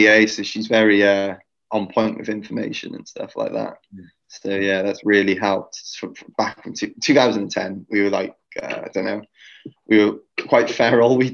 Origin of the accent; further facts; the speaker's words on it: Wales, United Kingdom; I'm a Welshman in the middle of New York City